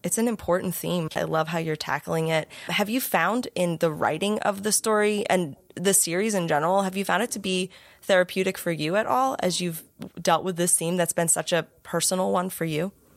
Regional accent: United States; I was born and raised in America, in the same part of America.

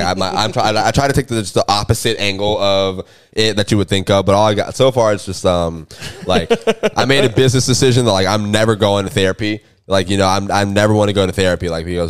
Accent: Jacksonville, Florida, United States; I grew up in Jacksonville.

